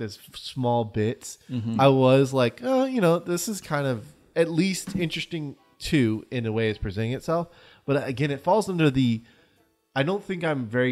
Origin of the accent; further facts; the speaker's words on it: United States; we're American